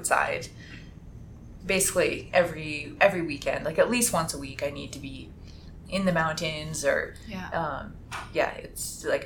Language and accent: English; Edmonton, Alberta, Canada; moved away; also born or lived in Toronto / Calgary / Utah; I'm from Edmonton